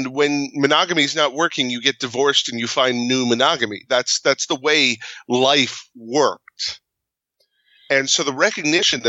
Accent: Midwest, United States; we're from the Midwest

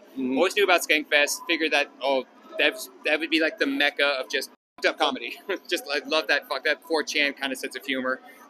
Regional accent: Fairbanks, Alaska, United States; moved away as an adult; now in Las Vegas, United States; I'm originally from Fairbanks, Alaska, but I live here in Vegas now for the past 6 years.

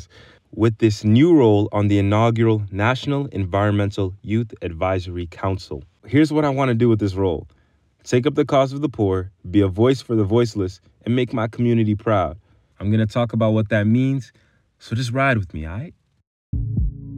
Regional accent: Boston, Massachusetts, United States; my background growing up in Hyde Park. It's a small neighborhood in Boston, Massachusetts

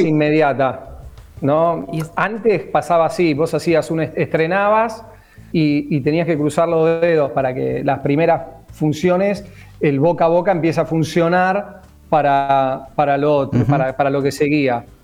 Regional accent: Mar del Plata, Buenos Aires Province, Argentina; yo soy marplatense

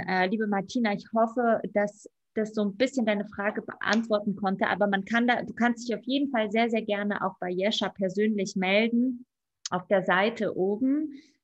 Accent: Berlin, Germany; Ich bin auch Berlinerin

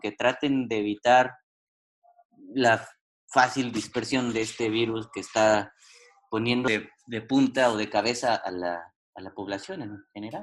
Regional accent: Mexico; yo como mexicano lo estoy viendo

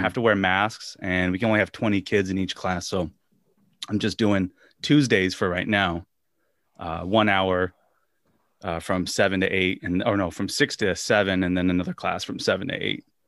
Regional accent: Washington, United States; moved away; my days of growing up in Washington State

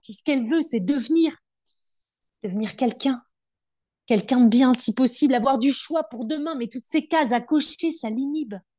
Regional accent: Brittany, France; je suis bretonne, adoptée

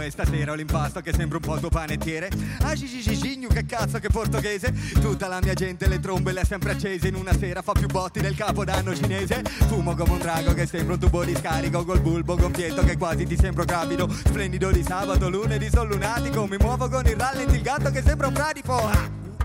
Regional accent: Friuli-Venezia Giulia, Italy; in quanto friulani

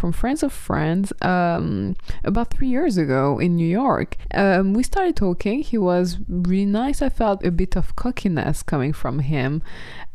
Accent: Burgundy, Bourgogne-Franche-Comté, France; moved away; also born or lived in Paris / London; my hometown in Burgundy

